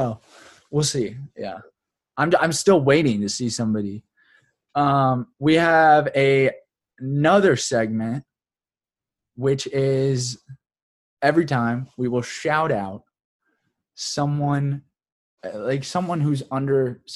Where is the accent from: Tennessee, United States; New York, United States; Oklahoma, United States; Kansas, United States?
Kansas, United States; as a child growing up in Kansas